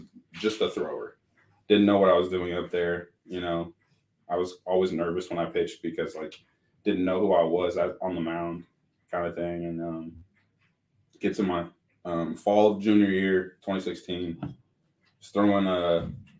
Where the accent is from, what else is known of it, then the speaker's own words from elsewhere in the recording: Tucson, Arizona, United States; also born or lived in Vail, Arizona; I grew up in Tucson